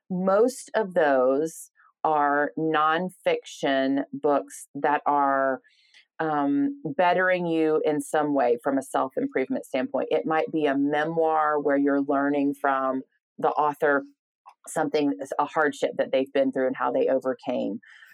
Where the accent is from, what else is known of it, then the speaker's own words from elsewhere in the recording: the South, United States; I'm, you know, a Southern woman, based in the South, born and raised in the South and proud of that.